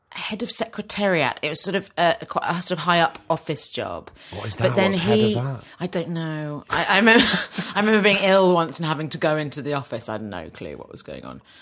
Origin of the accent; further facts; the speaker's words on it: London, United Kingdom; I was born in Hammersmith.